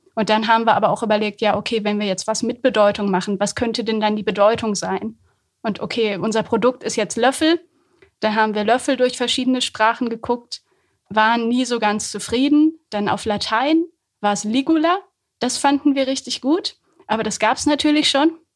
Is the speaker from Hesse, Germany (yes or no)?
no; Höxter, North Rhine-Westphalia, Germany; also born or lived in Hamburg; now in Göttingen, Germany; Ich komme fast aus der Gegend